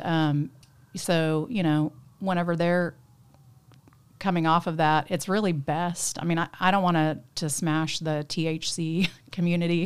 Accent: Tulsa, Oklahoma, United States; also born or lived in Jenks, Oklahoma; I grew up in Tulsa, um, kinda straddled Tulsa and Jinx because my parents got a divorce when I was five.

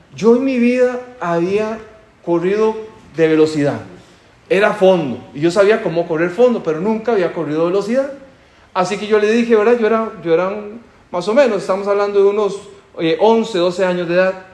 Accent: Costa Rica; en mi país, en Costa Rica, decimos un vale.

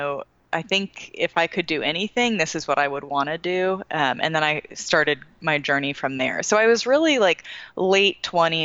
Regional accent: San Francisco Bay Area, California, United States; now in Charlotte, United States; Right now, I live in Charlotte, North Carolina, but I am actually from the San Francisco Bay Area

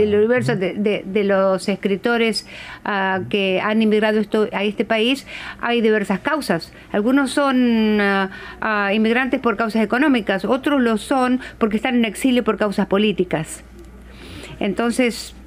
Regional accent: Argentina; moved away as an adult; also born or lived in Brazil; now in Seattle, United States; yo soy de Argentina, vivo aquí en Seattle

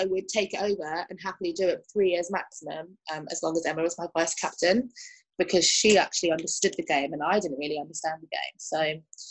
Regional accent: London, United Kingdom; English is a second language; I grew up in Kensington and Chelsea.

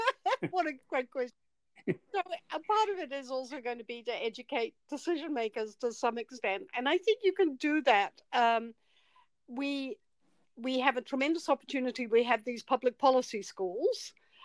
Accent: New Zealand; I'm from New Zealand.

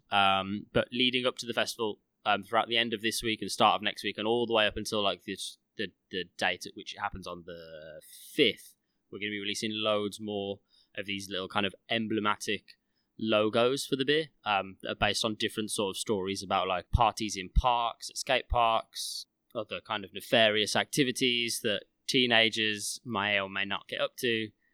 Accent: Midlands, United Kingdom; growing up in the Midlands, at least I think the majority of us grew up in the Midlands

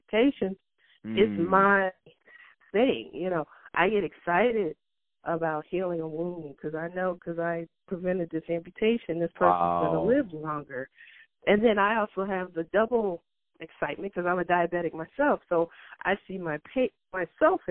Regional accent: Louisiana, United States; also born or lived in Cleveland; Louisiana, my home state

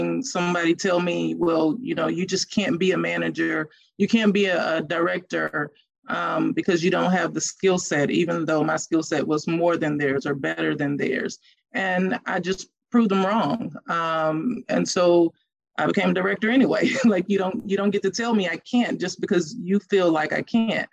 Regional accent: Louisiana, United States; moved away as an adult; also born or lived in Texas; I grew up in Louisiana

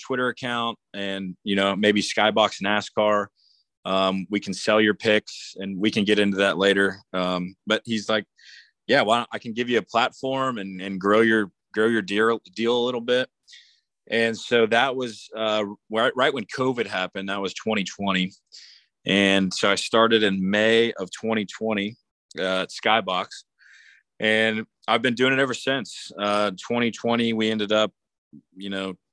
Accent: Jacksonville, Florida, United States; I'm from Jacksonville, Florida, right up the road from Daytona, about an hour and a half

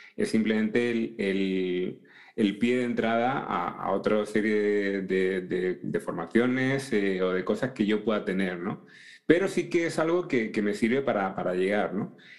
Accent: Seville, Andalusia, Spain; now in Madrid, Spain; Yo actualmente pues estoy en, en Madrid, pero no soy de Madrid, soy de Sevilla

